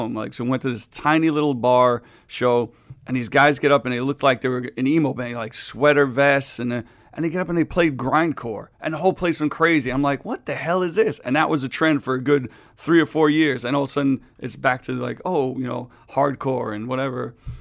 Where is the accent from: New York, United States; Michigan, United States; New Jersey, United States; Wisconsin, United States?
New York, United States; New York City; growing up in Queens, I used to see Dee Dee Ramone all the time in my neighborhood